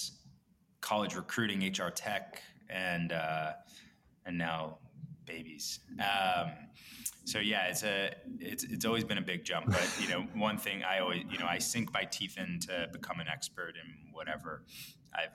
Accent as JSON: {"language": "English", "region": "New York area", "country": "United States", "tie": "born or raised there", "said": "I grew up in the New York area. Live in Brooklyn and Park Slope"}